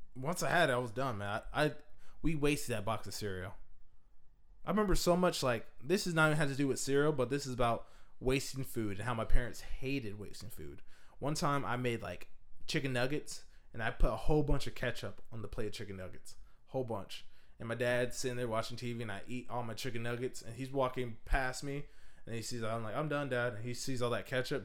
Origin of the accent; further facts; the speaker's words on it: Washington, United States; I'm from Washington State